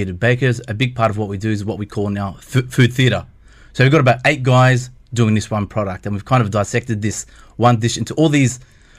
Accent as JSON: {"language": "English", "country": "Australia", "tie": "born or raised there", "moved": "yes", "lives_now": "Dubai, United Arab Emirates", "said": "born and raised in Australia, but coming from a Palestinian background, you're still trying to work out exactly, am I Australian, am I Palestinian?"}